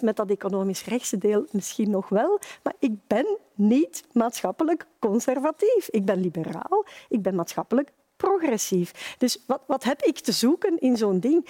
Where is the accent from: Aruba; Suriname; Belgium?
Belgium; Flemings, Flanders; als Vlamingen